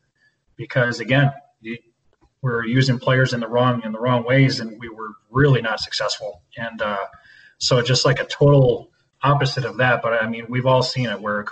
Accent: Buffalo, New York, United States; moved away; growing up in Buffalo, New York

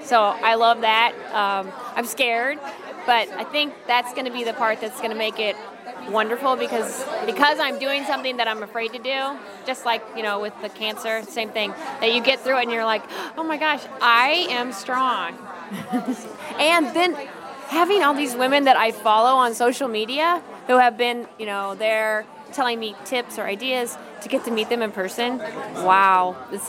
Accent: Central Illinois, United States; I'm a winemaker from Central Illinois

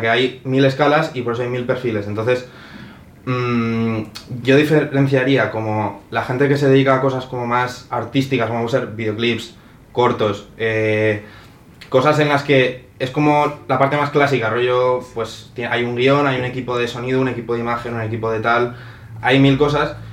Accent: Spain; now in Madrid, Spain; yo soy de España

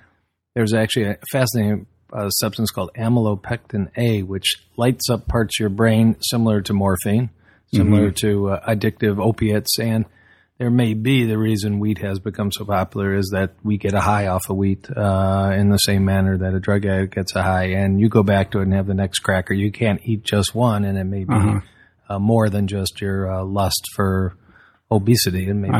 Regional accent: Southfield, Michigan, United States; Born and raised in suburbia about, 40 minutes from where you are, Southfield.

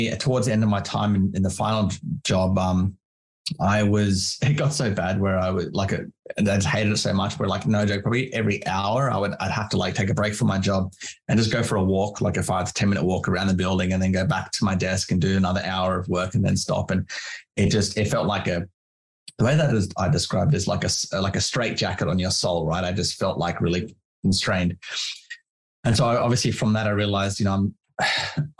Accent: Canberra, Australian Capital Territory, Australia; moved away as an adult; also born or lived in Wilmington, North Carolina, United States / London, United Kingdom; now in near Brisbane, Australia; So, as I said, I'm from Canberra. I lived there most of my life until I moved here.

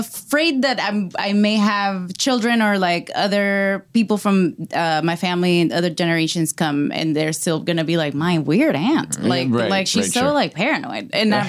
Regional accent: Venezuela; moved away; I come from Venezuela

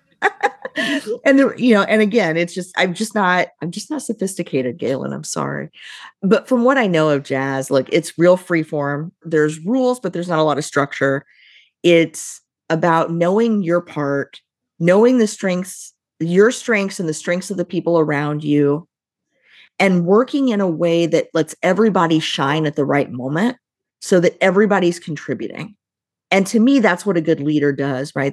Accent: Midwest, United States; I grew up right near Kentucky, which is bourbon country

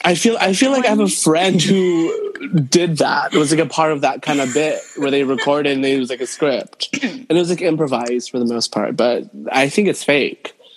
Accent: Santa Maria, California, United States; now in New York City, United States; I'm in California, uh, in Santa Maria, Central Coast. Um, but I'm based in New York City, but I'm been holed up in my hometown uh, since July

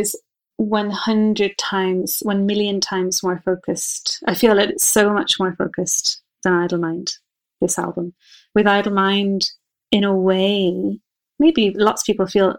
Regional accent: Wicklow, County Wicklow, Ireland; also born or lived in Dublin; I'm from Wicklow, and I'm living maybe 20 minutes from where I grew up

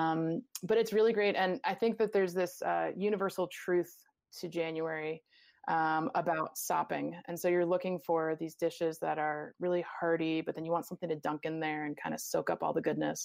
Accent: New England, United States; I'm from New England

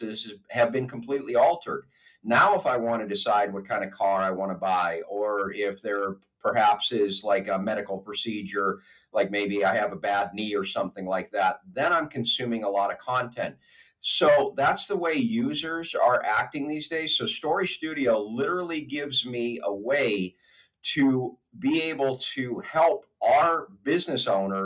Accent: Erie, Pennsylvania, United States; now in Pittsburgh, United States; I'm originally from Erie, Pennsylvania

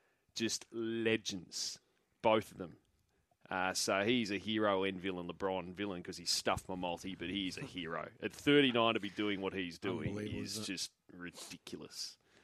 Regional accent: Australia; It was hard not to be enthralled, even as an Aussie cricket fan.

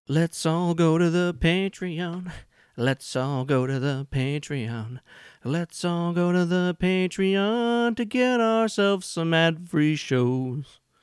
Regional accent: Illinois, United States; I'm from Illinois. We talk fast sometimes.

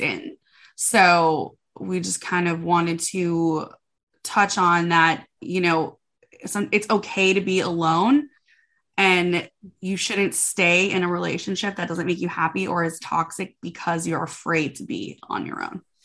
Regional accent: Minnesota, United States; moved away as an adult; now in Nashville, United States; I am from Minnesota originally

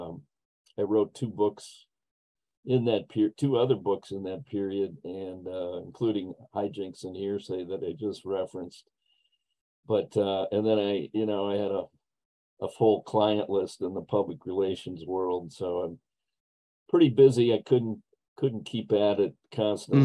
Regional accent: Dickinson, North Dakota, United States; I grew up in Western North Dakota.

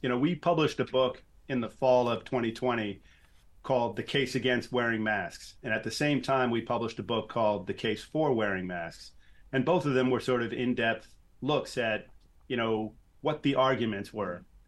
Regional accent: New York City, New York, United States; I grew up in New York City.

